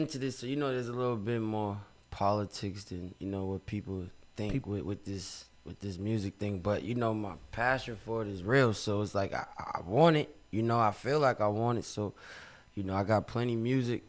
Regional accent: Boston, Massachusetts, United States; I'm from Boston, you know, Mission Hill to be exact

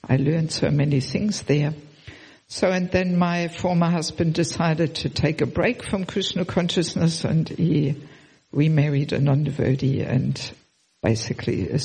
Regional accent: Germany; moved away as an adult; also born or lived in Sydney, Australia / former Soviet Union; originally I'm from Germany, but I have never lived in Germany as a devotee. I left already Germany about 34 years ago

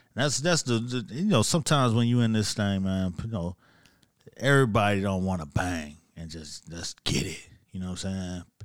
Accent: Miami, Florida, United States; I'm from Miami

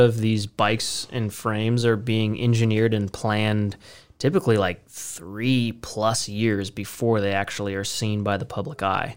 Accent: United States; we're just American boys

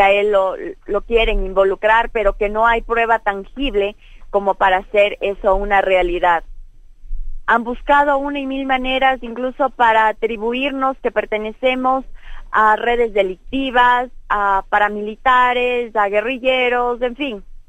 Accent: Ecuador; nosotros como pueblo ecuatoriano

